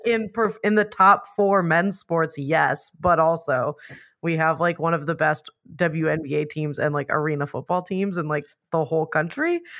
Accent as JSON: {"language": "English", "town": "Phoenix", "region": "Arizona", "country": "United States", "tie": "born or raised there", "said": "I grew up in Phoenix"}